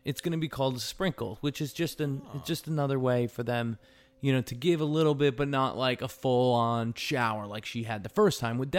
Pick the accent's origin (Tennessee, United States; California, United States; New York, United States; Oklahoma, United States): New York, United States; also born or lived in Connecticut / New Jersey; now in Indiana, United States; I'm from the East Coast. I'm from the East Coast, right, guys? All right. Patrick, you know that, right? I'm from New York and Connecticut.